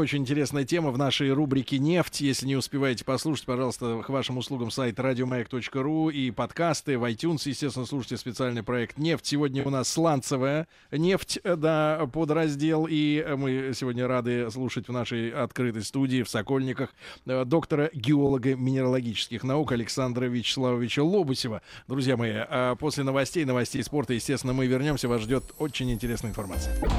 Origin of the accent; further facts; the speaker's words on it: Saint Petersburg, Russia; я родился в Ленинграде